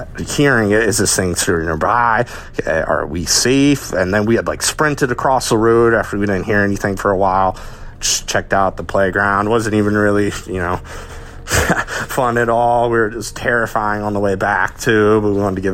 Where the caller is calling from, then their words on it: Maryland, United States; I'm calling from Maryland